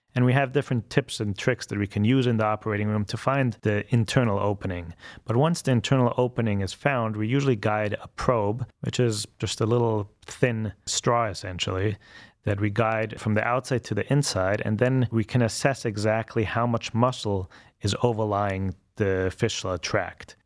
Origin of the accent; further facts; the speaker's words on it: Vienna, Austria; moved away as an adult; also born or lived in Baltimore / Connecticut / New York; now in Cleveland, United States; I'm originally from Vienna, Austria, and came to the States when I was about 20 years old